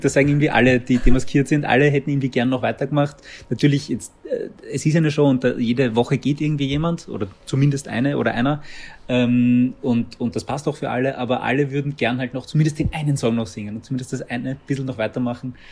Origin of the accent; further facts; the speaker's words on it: Baden, Lower Austria, Austria; ich komme aus Baden